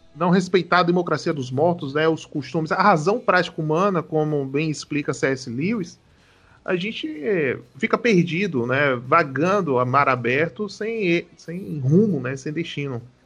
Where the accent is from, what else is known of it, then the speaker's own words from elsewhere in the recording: Salvador, Bahia, Brazil; Eu também sou de Salvador